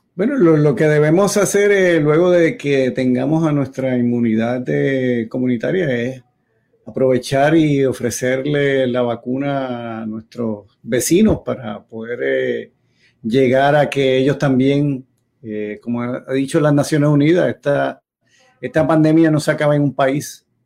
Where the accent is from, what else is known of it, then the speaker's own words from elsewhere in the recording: Yauco, Puerto Rico; yo cuando era niño allá en Yauco